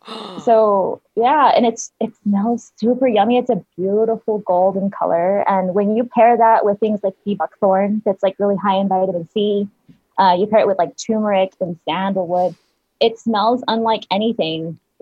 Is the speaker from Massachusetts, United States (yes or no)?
no; El Paso, Texas, United States; El Paso.